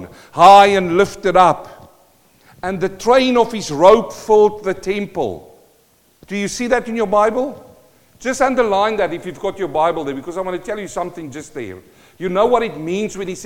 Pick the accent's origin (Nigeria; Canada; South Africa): South Africa; first language Afrikaans; English is a second language; moved away as an adult; now in New Zealand; I'm a South African born